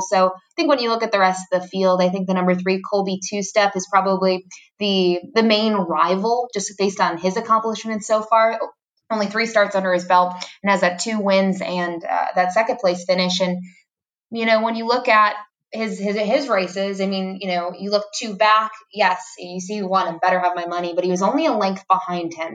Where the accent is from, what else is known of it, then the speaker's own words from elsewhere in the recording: Fort Erie area, Ontario, Canada; now in Florida, United States; my hometown track, even though I'm not born in Fort Erie. I, I treat it as my hometown track and uh, grew up going there